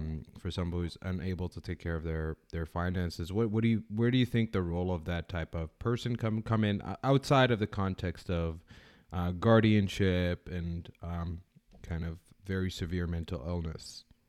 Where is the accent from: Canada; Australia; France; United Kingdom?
Canada; now in United States; I'm originally from Canada